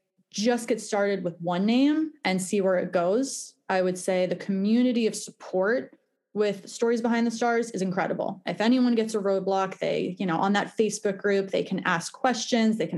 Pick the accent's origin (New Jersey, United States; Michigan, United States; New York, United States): New Jersey, United States; Westfield; now in Basking Ridge, United States; I live in Basking Ridge right now. I grew up in Westfield and it's very close.